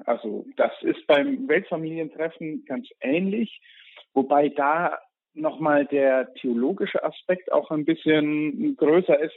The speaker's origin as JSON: {"language": "German", "country": "Germany", "said": "als Deutscher"}